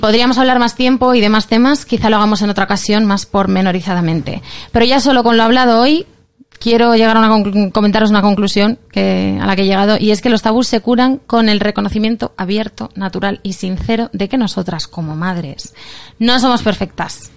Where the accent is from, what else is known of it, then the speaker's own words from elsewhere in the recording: Catalonia, Spain; Soy, catalana